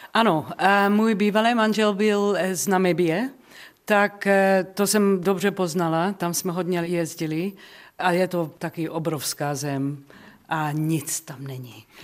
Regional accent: Johannesburg, Gauteng, South Africa; Czech is a second language; moved away; Já jsem z Johannesburgu

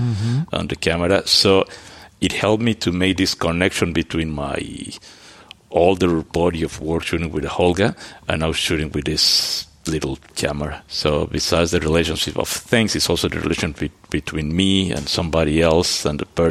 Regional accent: Mexico; moved away; also born or lived in Antwerp, Belgium; I grew up in Mexico.

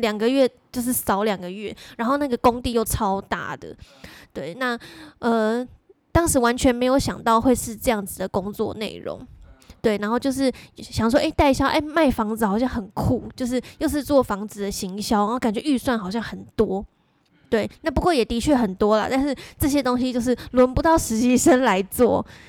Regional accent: Pingtung County, Taiwan; 我也是南部， 我， 我屏东人啊

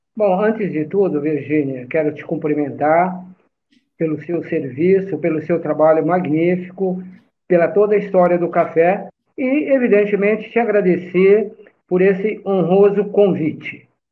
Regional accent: Brazil; also born or lived in São Paulo (Tucuruvi) / Lavínia, São Paulo / Cambira/Jandaia do Sul, Paraná; sou brasileiro, Nasci em São Paulo, num bairro fantástico que é o Tucuruvi, mas fui criado no interior do estado de São Paulo, numa pequena cidade no noroeste do estado, que é Lavínia. Depois a gente, a família se mudou para o Paraná

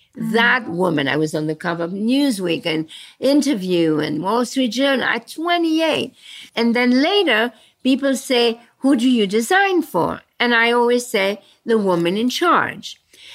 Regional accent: Belgium; born there; So since you talk about Brussels, I was born in Belgium after the war.

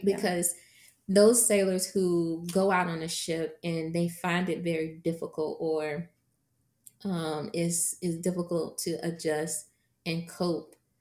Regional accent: Virginia, United States; I am from Virginia

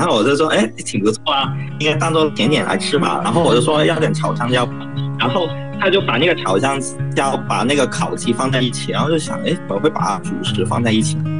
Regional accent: Hong Kong; moved away as an adult; now in Côte d'Ivoire; 我是来自香港的，然后我最近这一年都在西非的科特迪瓦从事那个嗯。农业跟粮食的工作

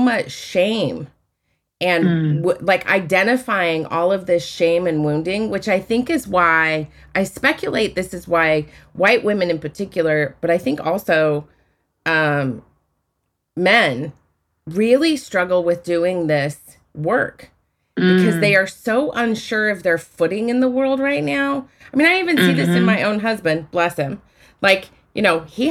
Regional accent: Utah, United States; I grew up in Utah

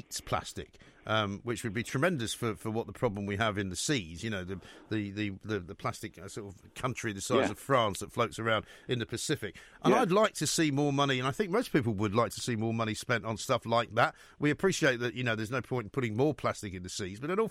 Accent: London, United Kingdom; growing up in North London, we had a garden

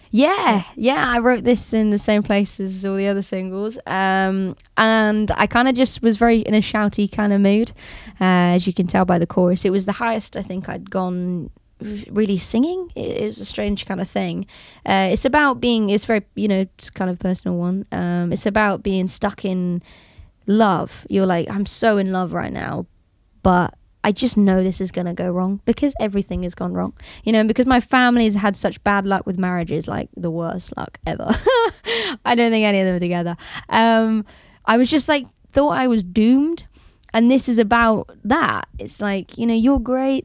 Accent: United Kingdom; being British

